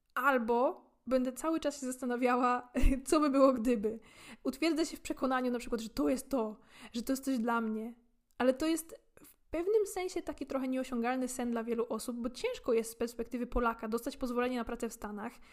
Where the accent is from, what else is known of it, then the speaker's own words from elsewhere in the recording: Poland; dorastając w Polsce